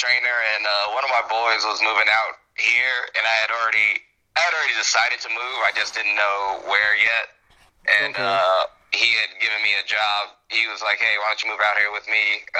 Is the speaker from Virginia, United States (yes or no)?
yes; Virginia, United States; moved away as an adult; also born or lived in Brooklyn, New York; now in Wisconsin, United States; The first half of my childhood I spent in New York, then my family moved to Virginia, and about 5 years ago I just decided to pick up my stuff and move somewhere I had never been, and Wisconsin was a choice.